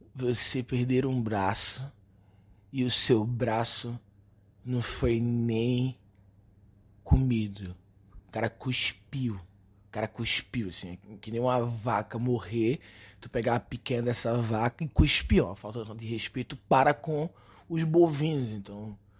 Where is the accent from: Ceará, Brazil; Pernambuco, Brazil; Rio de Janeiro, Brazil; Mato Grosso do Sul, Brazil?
Pernambuco, Brazil; Recife; moved away; Eu sou recifense